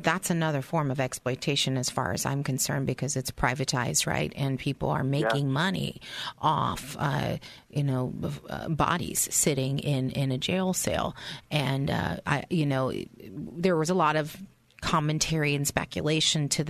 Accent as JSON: {"language": "English", "town": "San Francisco", "region": "California", "country": "United States", "tie": "born or raised there", "said": "I grew up in San Francisco in a not very good area"}